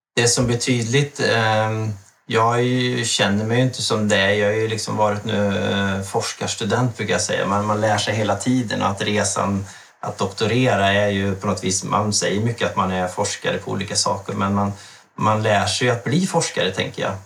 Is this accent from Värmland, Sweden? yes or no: yes; Värmland, Sweden; also born or lived in Stockholm / Sundsvall; now in Alnö, Sweden; jag är född och uppvuxen i Värmland